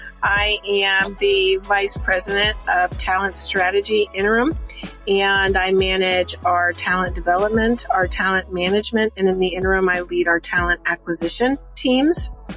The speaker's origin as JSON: {"language": "English", "region": "Ohio", "country": "United States", "tie": "born or raised there", "also_born_or_lived": "California / North Carolina / Georgia / Tennessee", "said": "I was born in Ohio, actually. I've lived in about 6 other states, all the way from California. I lived out in LA for a while, and North Carolina, Georgia, Tennessee. But Ohio's my home."}